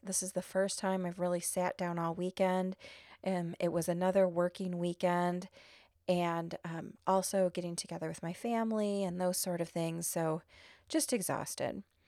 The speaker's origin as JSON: {"language": "English", "region": "Illinois", "country": "United States", "said": "I'm not from New Orleans. I'm from Illinois."}